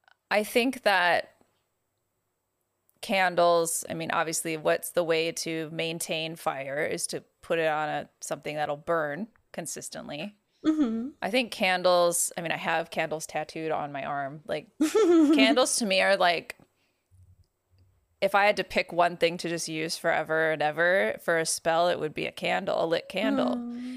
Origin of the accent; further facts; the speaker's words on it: California, United States; I'm not mad scared because, like, I'm from California.